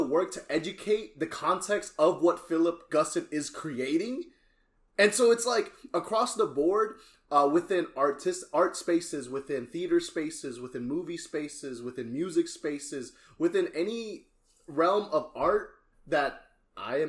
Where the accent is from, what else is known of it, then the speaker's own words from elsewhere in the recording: Cimahi, West Java, Indonesia; now in Houston, United States; I'm from Indonesia, bro. Representing Cimahi